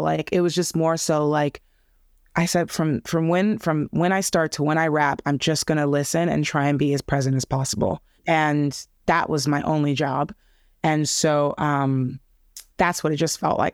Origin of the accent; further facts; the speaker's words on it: Los Angeles, California, United States; I grew up in L A, I grew up in, well, more specifically, I grew up in a place called Harbor City, Torrance, Alameda area, so I grew up in the South Bay